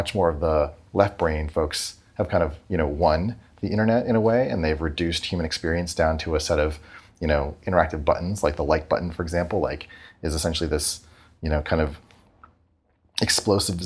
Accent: New Hampshire, United States; I grew up in New Hampshire

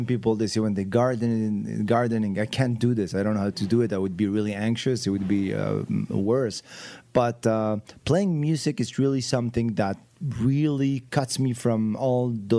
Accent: Morocco; I grew up in Morocco. I wanted to be a jazz musician.

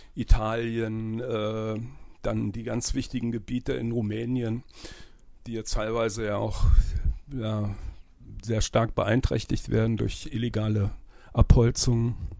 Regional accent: Berlin, Germany; born or raised there; moved away; also born or lived in Sinzig

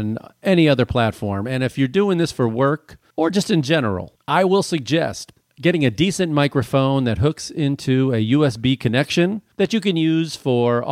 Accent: Chicago, Illinois, United States; I'm from Chicago

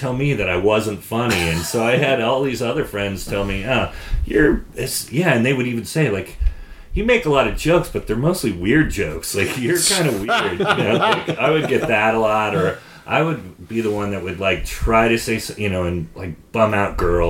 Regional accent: Sonoma, California, United States; born or raised there

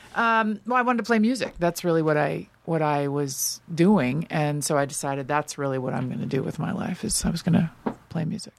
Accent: Los Angeles, California, United States; also born or lived in New York; I grew up all around Los Angeles, but I ended up on the West Side

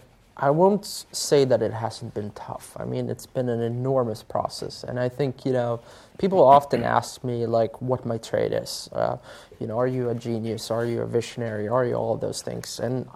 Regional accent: Sweden; English is a second language; what most people don't know about Spotify is that we actually started in Sweden, my home country.

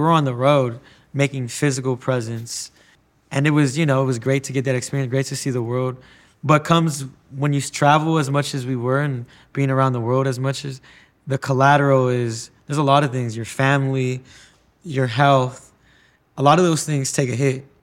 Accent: United States

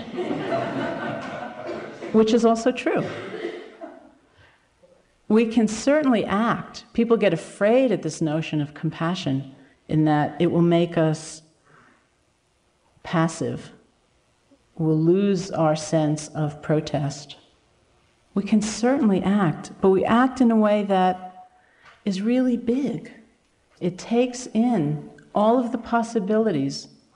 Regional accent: United States; as an American

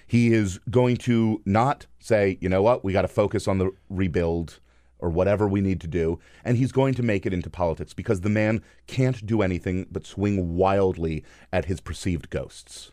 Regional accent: East Coast, United States; also born or lived in Bryan-College Station, Texas / Washington, D.C.; I moved to the East Coast when I was three

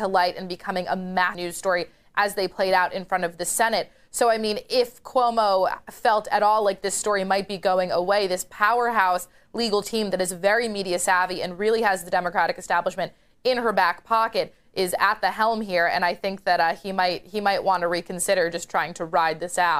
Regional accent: New York, United States; now in Washington, D.C., United States; the Empire State Governor, my home state governor

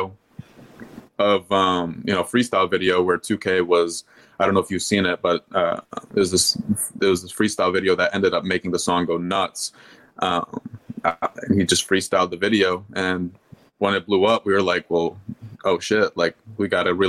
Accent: Louisville, Kentucky, United States; also born or lived in Michigan; now in Atlanta, United States; We're from Louisville, Kentucky

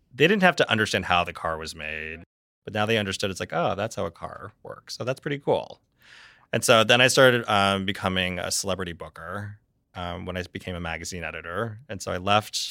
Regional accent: Reading, Pennsylvania, United States; I born and raised in Reading, Pennsylvania

